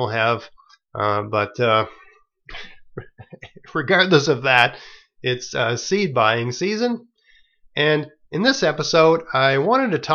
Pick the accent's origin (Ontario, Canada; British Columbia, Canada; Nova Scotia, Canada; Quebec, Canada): Nova Scotia, Canada; the Maritimes; I'm from the Maritimes, and here in this part of the world